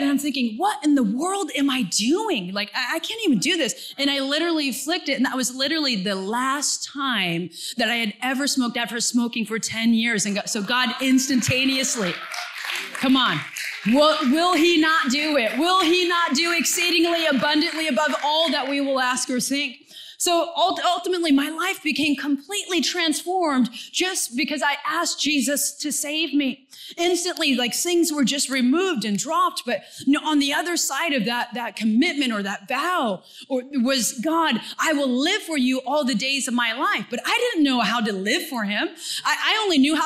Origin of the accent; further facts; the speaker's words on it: Santa Cruz, California, United States; moved away as an adult; also born or lived in Mongolia; I'm from Santa Cruz, California, where the sun shines and it just rains a little bit